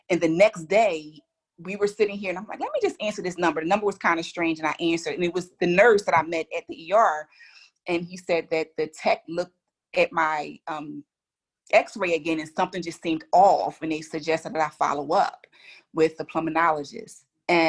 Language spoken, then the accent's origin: English; Philadelphia, Pennsylvania, United States; We're from Philly